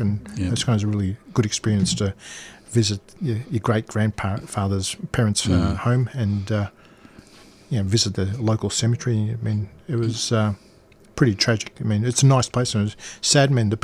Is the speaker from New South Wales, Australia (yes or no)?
no; Melbourne, Victoria, Australia; When I was born, we lived in Carlton, but we moved around. I remember we've moved so many times as a kid